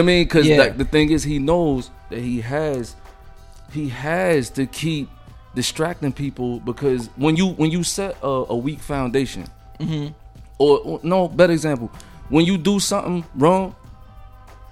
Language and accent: English; Pensacola, Florida, United States; I'm from the South. I know how it is in Pensacola, Florida.